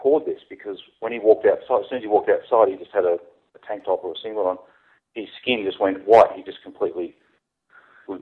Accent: Gold Coast, Queensland, Australia; accent: Australian; I'm based in the Gold Coast in Australia

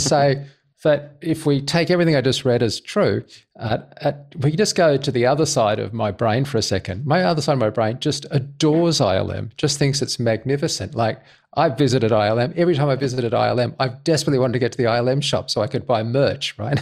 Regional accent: Australia; I'm an Australian.

